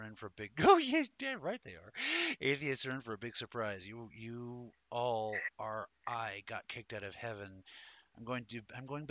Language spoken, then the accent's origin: English; Denver, Colorado, United States; I was born in Denver, Colorado